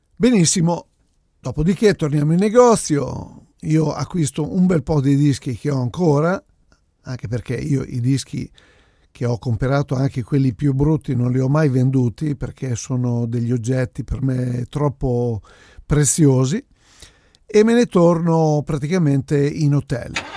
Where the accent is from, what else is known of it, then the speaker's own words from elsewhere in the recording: Italy; Vengo dall'Italia